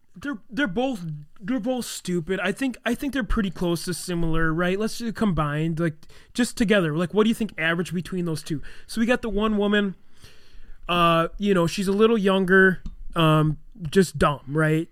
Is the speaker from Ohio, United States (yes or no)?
no; Elkhorn, Wisconsin, United States; also born or lived in Beloit; we grew up in Elkhorn when the Bray Road Beast was going on